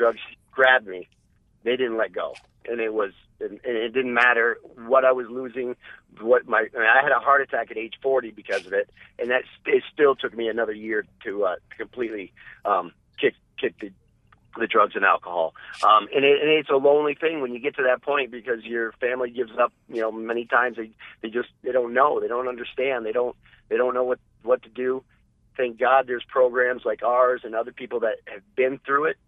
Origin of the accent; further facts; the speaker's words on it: New England, United States; born and raised in New England